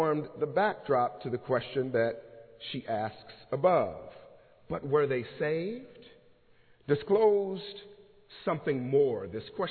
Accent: Los Angeles, California, United States; moved away as an adult; now in Pennsylvania, United States; the faith experiences of myself growing up in Los Angeles, California

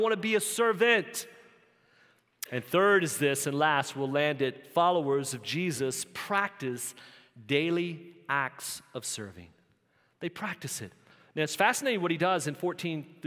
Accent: Southern Virginia, United States; growing up in Southern Virginia

